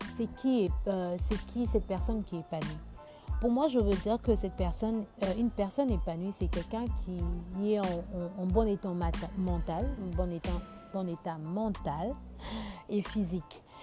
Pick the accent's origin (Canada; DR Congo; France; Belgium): DR Congo; Kinshasa; chez nous à Kinshasa